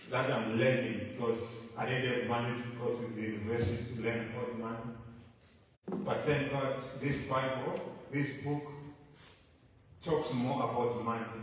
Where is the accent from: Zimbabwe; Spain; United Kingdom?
Zimbabwe; moved away; I'm from Zimbabwe